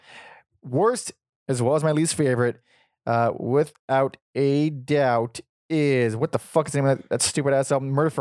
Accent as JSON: {"language": "English", "town": "Los Angeles", "region": "California", "country": "United States", "tie": "born or raised there", "said": "everyone I grew up around in East LA."}